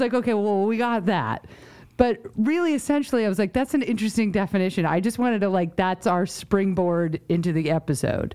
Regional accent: New York, United States; moved away; also born or lived in Connecticut / Rhode Island; I grew up in New York

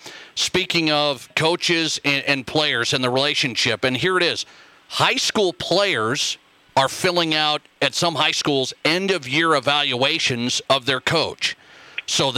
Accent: Montana, United States; moved away; My home state of Montana

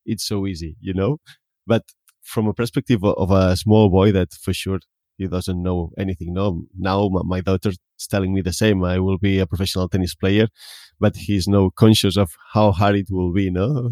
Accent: Tarragona, Catalonia, Spain; I come from Tarragona. That means it's a city, not in a small village

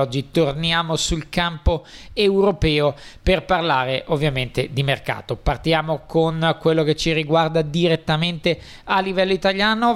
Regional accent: Italy; per noi italiani

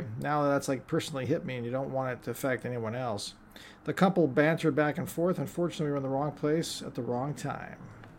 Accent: California, United States; I grew up in the South Bay, so it's like my family is all here.

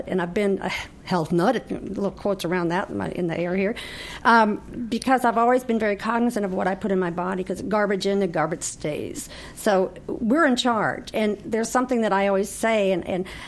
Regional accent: Chicago, Illinois, United States; moved away; I lived in a Polish Italian neighborhood in Chicago when I was in eighth grade and through high school

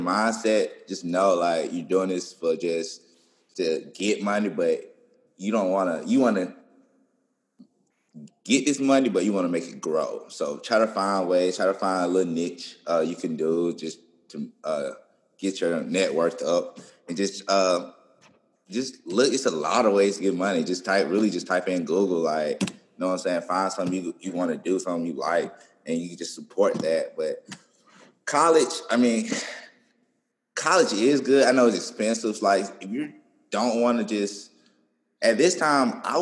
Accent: Birmingham, Alabama, United States; now in Tuscaloosa, United States; I'm from Birmingham, so when I came to Tuscaloosa

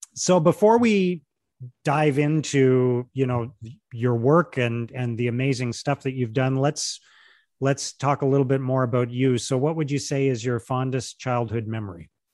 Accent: Canada; now in Ottawa, Canada; I'm Canadian too

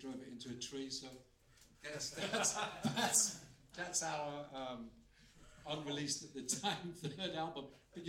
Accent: Bridlington, Yorkshire and the Humber, United Kingdom; I'm from Bridlington in Yorkshire, and seaside town.

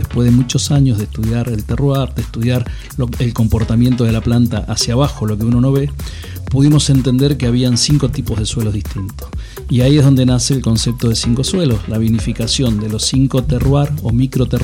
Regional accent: Rivadavia, Mendoza, Argentina; born there; Bueno, yo soy nacido en Rivadavia, una de las zonas por excelencia productoras de bonarda.

